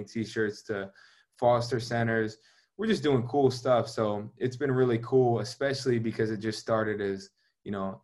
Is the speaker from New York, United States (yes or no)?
no; Georgia, United States; moved away; I'm from Georgia